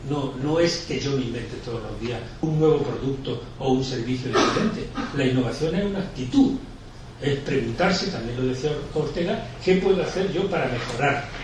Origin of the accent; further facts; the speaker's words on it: Argentina; Como vengo de Argentina, os he traído una hermosa viñeta del grandísimo Quino